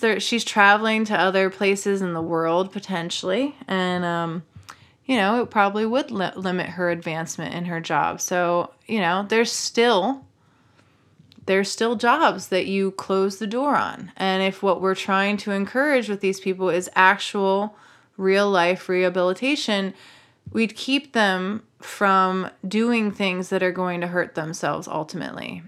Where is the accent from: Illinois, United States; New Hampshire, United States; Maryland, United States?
Maryland, United States; I'm from Maryland.